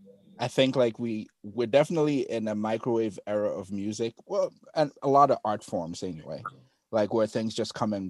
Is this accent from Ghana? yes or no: yes; Ghana; moved away; I'm from Ghana